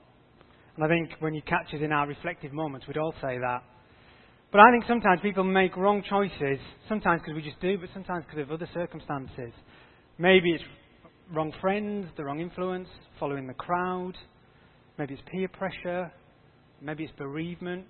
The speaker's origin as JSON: {"language": "English", "region": "Yorkshire and the Humber", "country": "United Kingdom", "tie": "born or raised there", "said": "I grew up in North Yorkshire on a farm"}